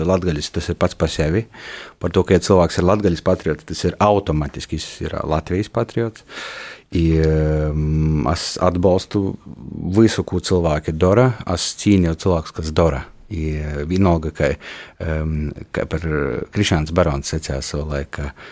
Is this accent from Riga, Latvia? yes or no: no; Kārsava, Latgale, Latvia; moved away; Korsova ir mana dzimto pilsēta.